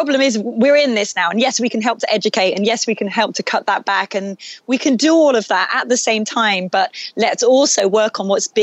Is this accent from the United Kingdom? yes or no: yes; England, United Kingdom; moved away; growing up in England